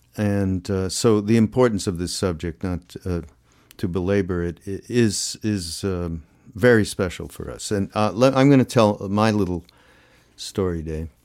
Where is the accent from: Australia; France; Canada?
Canada; I'm from Canada